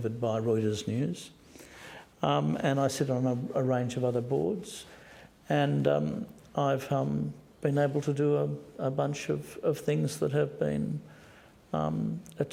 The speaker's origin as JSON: {"language": "English", "country": "Australia", "said": "I am Australian"}